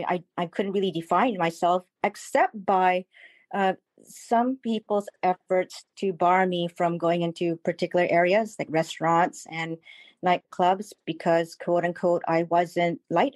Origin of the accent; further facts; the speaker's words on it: Malaysia; I'm first generation from Malaysia.